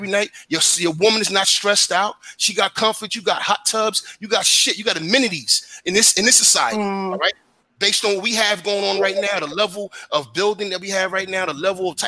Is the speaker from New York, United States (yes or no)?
yes; New York City, New York, United States; I come from Brooklyn